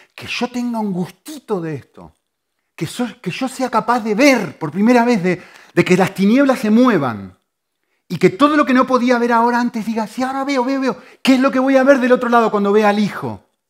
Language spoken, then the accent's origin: Spanish; Argentina; moved away; yo soy argentino